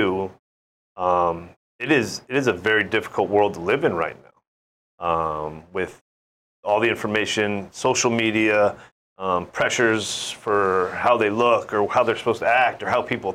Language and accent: English; San Francisco Bay Area, California, United States; now in Hawaii, United States; my hometown growing up